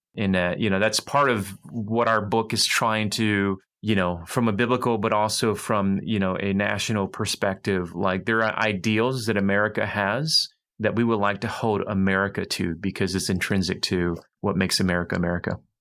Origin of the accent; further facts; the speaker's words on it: United States; I'm American born, I have a lot of 1.5 sensibilities